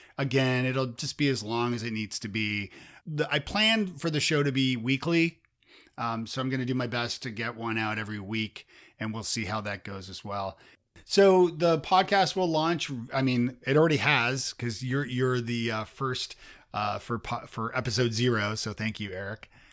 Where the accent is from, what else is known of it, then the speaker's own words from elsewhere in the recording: Toronto, Ontario, Canada; I'm from Toronto